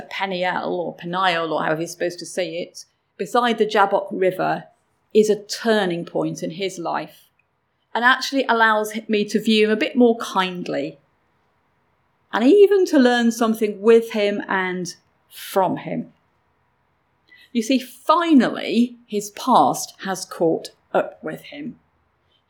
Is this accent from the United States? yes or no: no; England, United Kingdom; I grew up in England